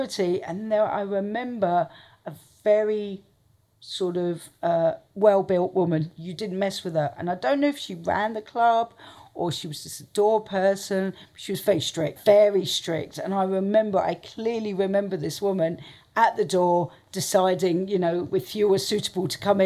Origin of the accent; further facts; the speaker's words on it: Portsmouth, South East England, United Kingdom; moved away as an adult; also born or lived in London; I grew up in Portsmouth